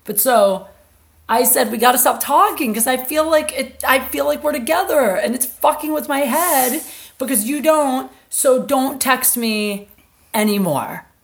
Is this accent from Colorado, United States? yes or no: yes; Colorado, United States; I was from I'm from Colorado.